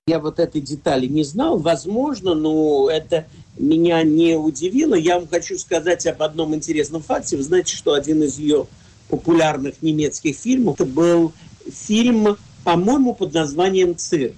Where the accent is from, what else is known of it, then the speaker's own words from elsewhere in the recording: Moscow, Russia; я в детстве в Москве